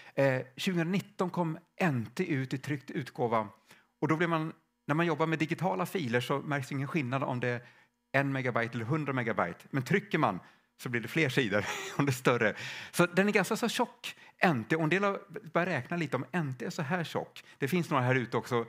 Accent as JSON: {"language": "Swedish", "town": "Stockholm", "region": "Stockholm County", "country": "Sweden", "moved": "yes", "lives_now": "Värmland, Sweden", "said": "jag kommer från Stockholm från början och vi bor i Värmland"}